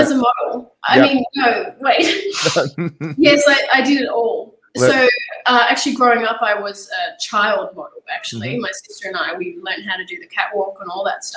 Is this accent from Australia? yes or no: yes; Australia; accent: Australian; now in United States; I'm there speaking with my Australian accent